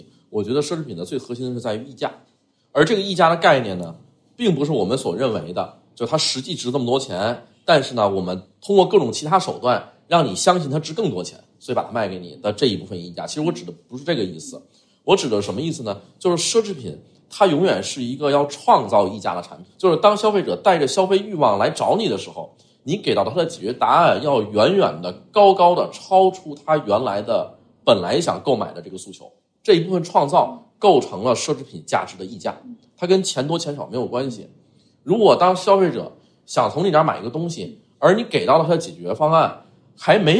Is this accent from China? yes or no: yes; China; 我们中国人